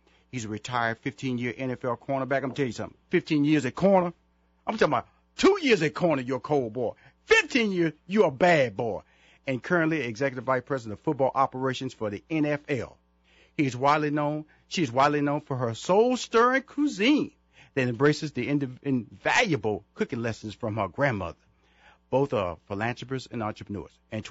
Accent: Houston, Texas, United States; I was being honored at in Houston, Texas. That's my hometown.

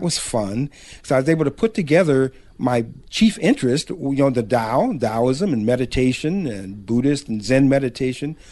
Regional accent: Los Angeles, California, United States; I was born in Los Angeles one of the few

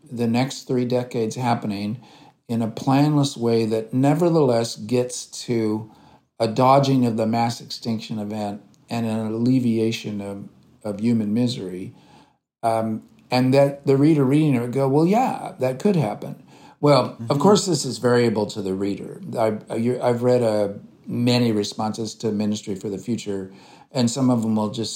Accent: United States; I'm an American leftist

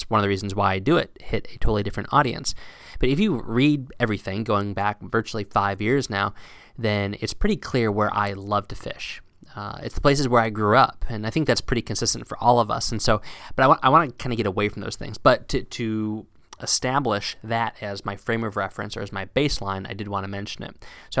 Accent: Pennsylvania, United States; Now, again, I grew up fishing in South Central Pennsylvania, which is hilly, limestone-influenced creeks.

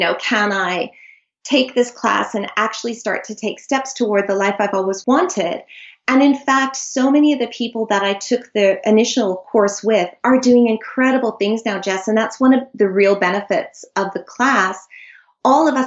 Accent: Canada; moved away as an adult; now in Sydney, Australia; I live in Sydney. I'm Canadian. I moved here 20 years ago with my incredible husband

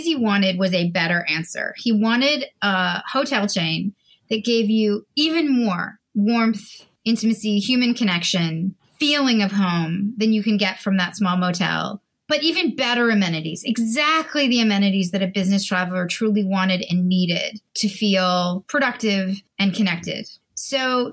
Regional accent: Canada; I'm a Canadian

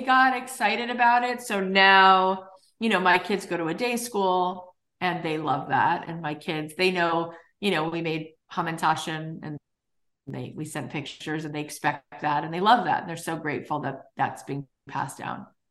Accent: South Florida, United States; moved away as an adult; now in Los Angeles, United States; I moved to LA 20 years ago. I moved here in 2003 but I grew up in South Florida

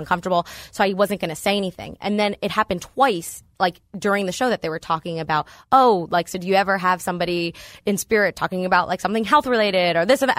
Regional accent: Northern Virginia, United States; moved away as an adult; now in State College, United States; I'm from Northern Virginia, D C area

